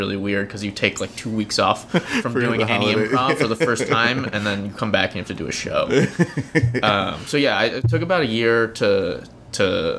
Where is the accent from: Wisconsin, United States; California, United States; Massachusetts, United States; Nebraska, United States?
California, United States; Orange County; now in New York, United States; I grew up in Orange County